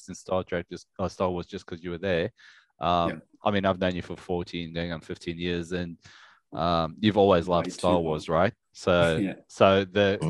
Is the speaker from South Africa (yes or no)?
yes; South Africa; now in Australia; we grew up in South Africa, right, where you go to Pick and Pay, which is like your Woolies or Coles or whatever